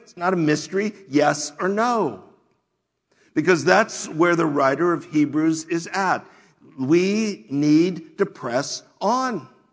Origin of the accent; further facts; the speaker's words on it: United States; we as American Christians